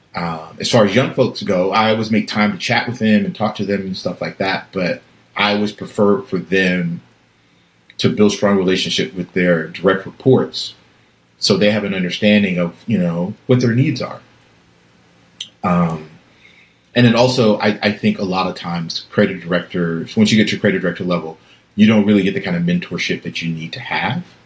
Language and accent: English; Atlanta, Georgia, United States; moved away; growing up in College Park um, in Atlanta